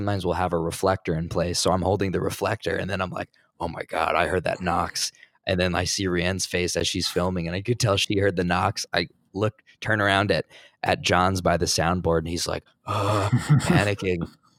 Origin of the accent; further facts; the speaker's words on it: New Jersey, United States; But I'm from New Jersey originally.